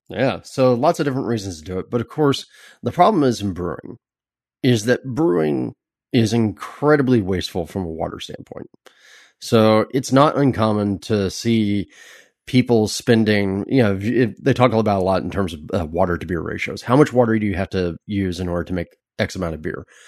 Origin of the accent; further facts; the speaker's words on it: California, United States; as a Californian